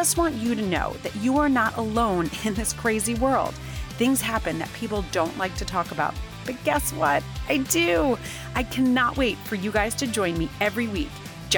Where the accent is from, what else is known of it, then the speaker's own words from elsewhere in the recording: United States; I'm very American